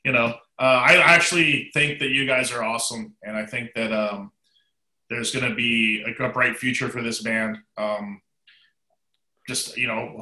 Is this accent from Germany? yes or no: no; Canada; from my home country of Canada